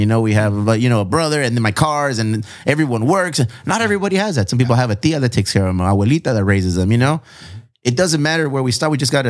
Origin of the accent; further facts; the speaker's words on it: California, United States; And I'm from the South Bay.